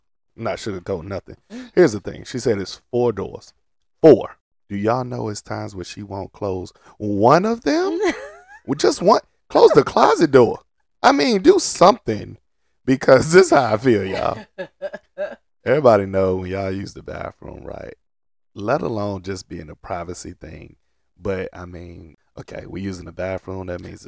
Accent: Portsmouth, Virginia, United States; I grew up in Portsmouth, Virginia.

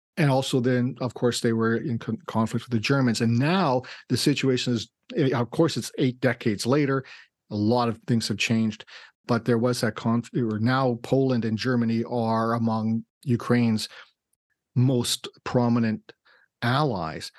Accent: Winnipeg, Manitoba, Canada; I was born in Winnipeg

